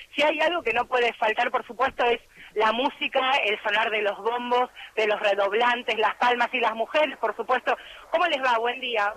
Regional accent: Argentina; Somos de acá, de Capital y de la provincia de Buenos Aires, Ramos Mejía, Olivos, San Martín.

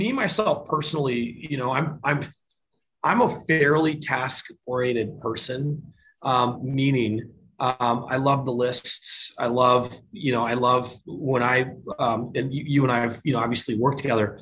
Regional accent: Michigan, United States; moved away; I grew up in Michigan. I'm a Michigan guy

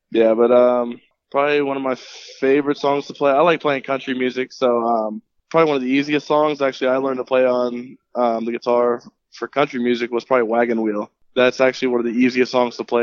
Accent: Jacksonville, Florida, United States; I grew up in Jacksonville pretty much my whole life

